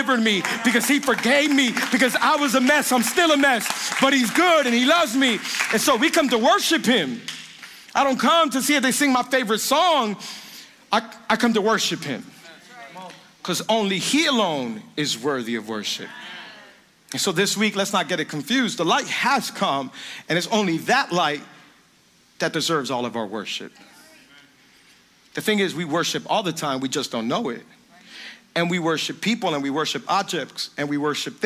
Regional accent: Miami, Florida, United States; I was born and raised in Miami, lived here my whole life. I'm from the 305

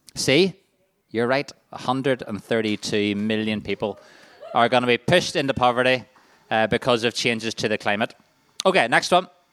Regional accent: Waringstown, Northern Ireland, United Kingdom; I'm from Waringstown

